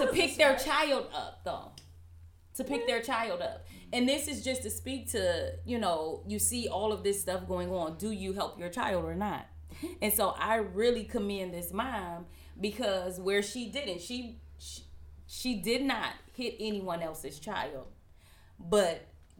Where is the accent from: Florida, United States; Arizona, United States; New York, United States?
New York, United States; Manhattan; I'm from Manhattan.